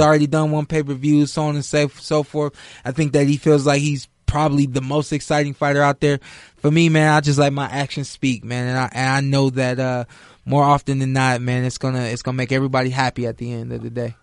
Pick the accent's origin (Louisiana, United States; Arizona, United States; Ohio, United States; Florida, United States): Ohio, United States; I'm from Ohio